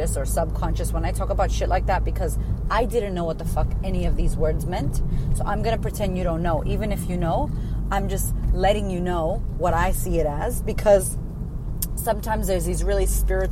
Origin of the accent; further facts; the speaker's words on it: United States; now in Australia; I live in Australia. I'm American.